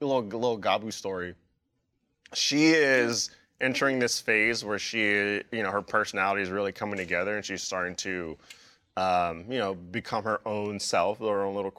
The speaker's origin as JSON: {"language": "English", "town": "San Francisco", "region": "California", "country": "United States", "said": "I'm from California. San Francisco"}